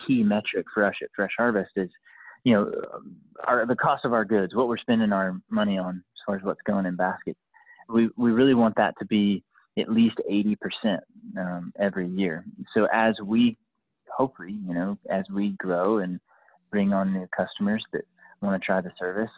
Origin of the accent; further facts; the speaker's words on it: Lawrenceville, Georgia, United States; also born or lived in Monroe, Georgia; I grew up in Lawrenceville